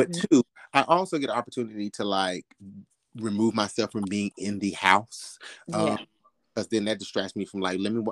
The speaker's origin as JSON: {"language": "English", "region": "Arkansas", "country": "United States", "tie": "born or raised there", "moved": "yes", "said": "I'm from Arkansas, country boy at heart, where we had chicken and goats in our backyard."}